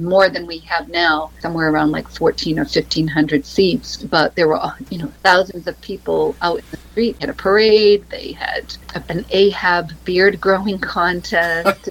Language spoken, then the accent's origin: English; Dartmouth, Massachusetts, United States; Dartmouth, my hometown, which is a suburb of New Bedford.